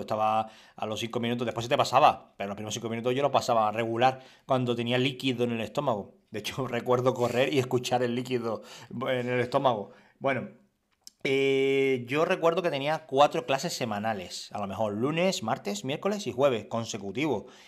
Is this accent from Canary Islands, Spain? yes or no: yes; Canary Islands, Spain; Era canario y soy canario